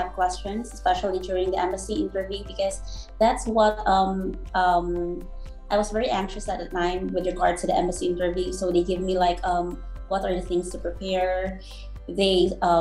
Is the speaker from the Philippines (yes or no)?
yes; Philippines; moved away as an adult; now in United States; we Filipino nurses